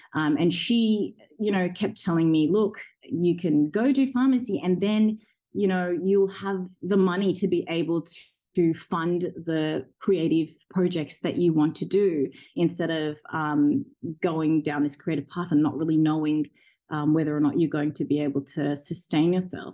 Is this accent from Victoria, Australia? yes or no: no; Orange, New South Wales, Australia; English is a second language; also born or lived in Zambia; when I was five years old, we came to Australia as refugees and we joined my grandparents um, and extended family in a small Australian country town um, called Orange. And when I got there, I went straight into school, into grade one, and I didn't know a word of English